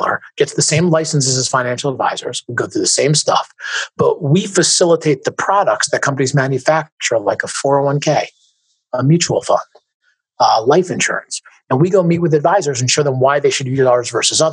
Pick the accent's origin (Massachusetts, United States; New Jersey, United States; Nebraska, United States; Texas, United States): New Jersey, United States; Parsippany; moved away; also born or lived in Pennsylvania; I grew up outside New York City. In Northern New Jersey.